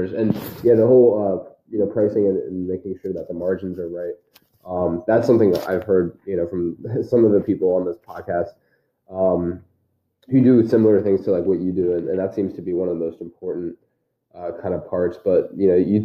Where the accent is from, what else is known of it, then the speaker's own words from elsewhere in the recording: Philadelphia, Pennsylvania, United States; I'm from Philadelphia.